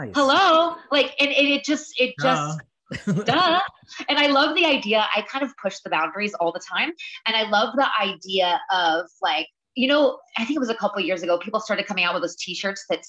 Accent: the South, United States; now in New York, United States; I'm from the South, you know, I grew up on hot dogs and mac and cheese

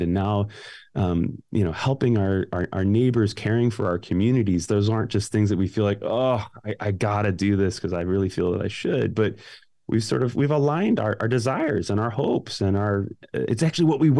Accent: Glenview, Illinois, United States; moved away; I grew up in Glenview

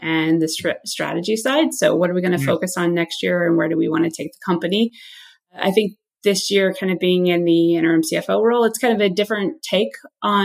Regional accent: Midwest, United States; I'm originally from the Midwest, and there's sort of a joke that I'm an incredibly hardworking Midwestern person.

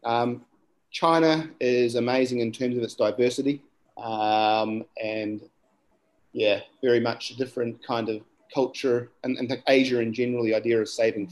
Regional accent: Gisborne, New Zealand; where I'm from is um, Turanganui or, or, Gisborne, as the English name would be

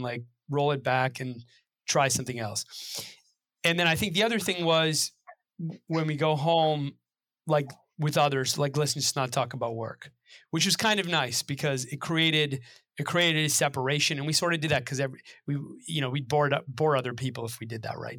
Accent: Belmont, Massachusetts, United States; I grew up right outside of the Boston area in Belmont

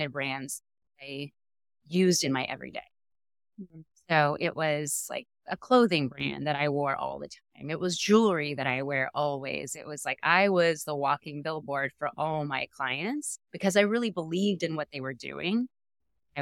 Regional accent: Los Angeles, California, United States; also born or lived in Chico, California; growing up in Southern California

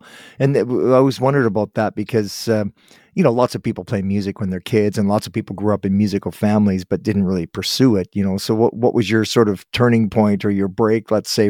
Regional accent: Guelph, Ontario, Canada; I'm from Guelph.

